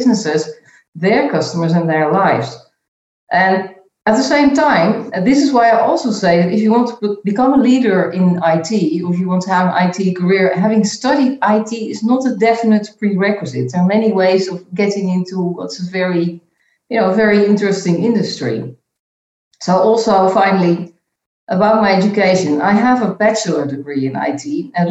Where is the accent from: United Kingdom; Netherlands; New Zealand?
Netherlands; moved away as an adult; also born or lived in Chicago, United States / Geneva, Switzerland; now in Belgium; I was born and I grew up in the Netherlands in a pretty stable family environment